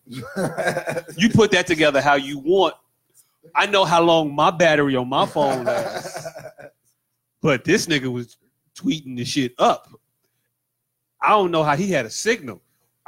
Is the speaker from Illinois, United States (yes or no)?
yes; Chicago, Illinois, United States; We from Chicago